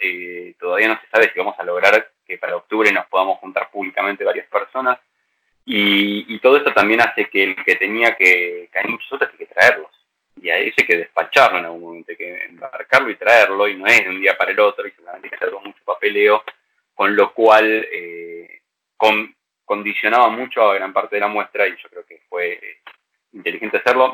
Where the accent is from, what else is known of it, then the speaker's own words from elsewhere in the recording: San Isidro, Buenos Aires Province, Argentina; Yo soy nacido en el anterior hospital de San Isidro, no en el actual